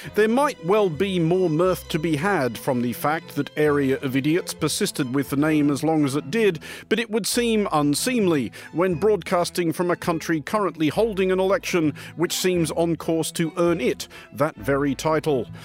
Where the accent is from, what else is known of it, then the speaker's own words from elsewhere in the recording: Sydney, New South Wales, Australia; moved away; I grew up in Sydney, or partially in Sydney